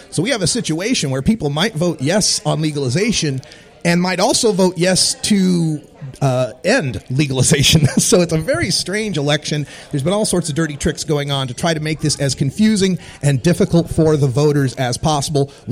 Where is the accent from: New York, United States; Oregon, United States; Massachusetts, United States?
Oregon, United States; Portland; my home state of Portland, Oregon